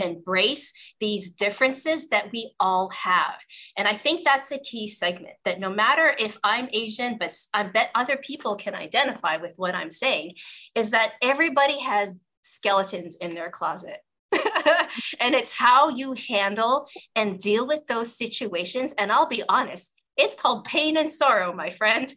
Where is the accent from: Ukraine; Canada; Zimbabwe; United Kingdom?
Canada; Western Canada; I grew up in the 80s in Western Canada